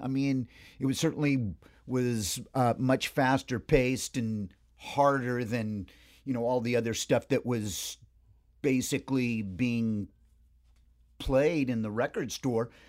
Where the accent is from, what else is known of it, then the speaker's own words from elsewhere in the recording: Hermosa Beach, California, United States; I, uh, spent about eighteen years in Hermosa Beach. Hermosa Beach, Redondo Beach, the South Bay, the, the three beaches there.